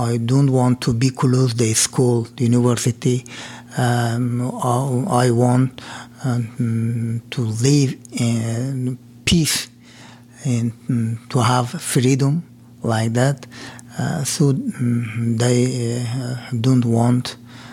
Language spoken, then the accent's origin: English; Afghanistan; English is a second language; moved away as an adult; now in United States; I'm from Afghanistan. I worked as a pharmacist in a hospital, district hospital